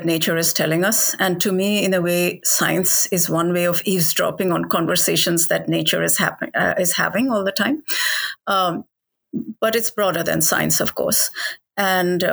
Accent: Delhi, India; Ever since I was a child, you know, growing up in Delhi, where I was surrounded by animals

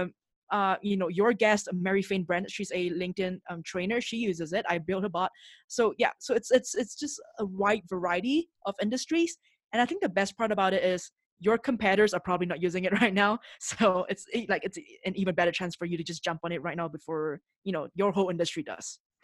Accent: Singapore; moved away as an adult; now in Mexico City, Mexico; I'm originally from Singapore, and I, and that's where I grew up

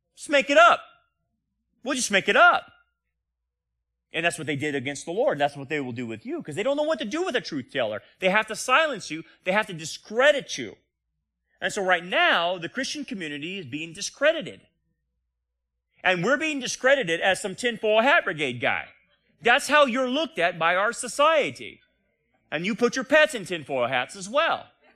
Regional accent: United States

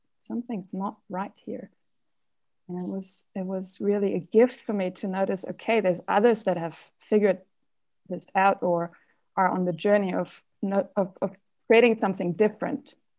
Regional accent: Germany; English is a second language; moved away as an adult; now in New Zealand; that's not a Kiwi name. I came here from Germany about 4 years ago

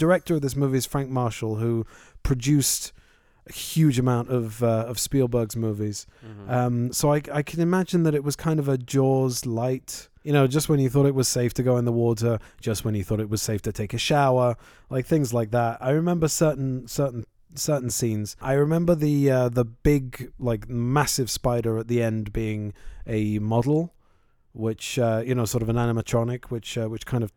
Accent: London, United Kingdom; where we grew up in London.

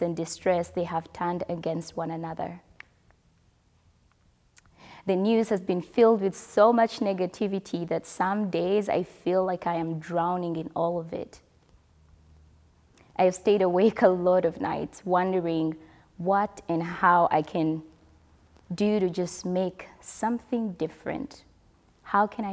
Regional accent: DR Congo; moved away; back home, I mean my home country, DR Congo

